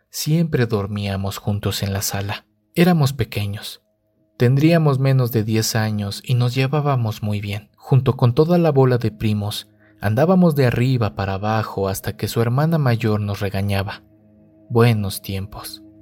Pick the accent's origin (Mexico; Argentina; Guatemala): Mexico; Monterrey, Nuevo León; Yo soy de Monterrey, pero tengo familia en Irapuato.